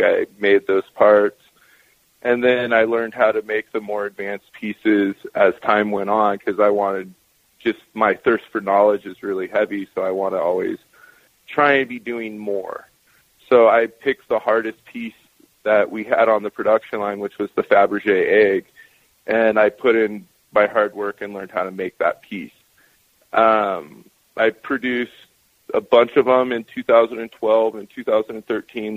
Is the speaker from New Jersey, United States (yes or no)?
no; Northern California, United States; also born or lived in Post Falls, Idaho / Spokane, Washington / Seattle, Washington; now in Oregon, United States; I grew up in Northern California